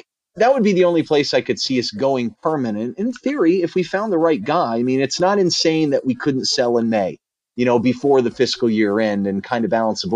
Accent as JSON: {"language": "English", "country": "United States", "said": "being American"}